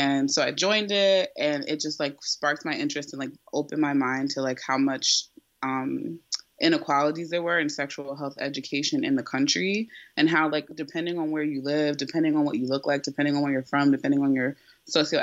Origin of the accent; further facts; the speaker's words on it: New Jersey, United States; I was born and raised in Jersey, so I'm a Jersey girl